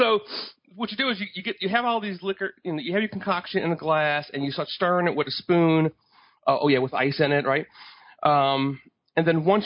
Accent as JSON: {"language": "English", "town": "New Orleans", "region": "Louisiana", "country": "United States", "tie": "born or raised there", "said": "I'm from New Orleans"}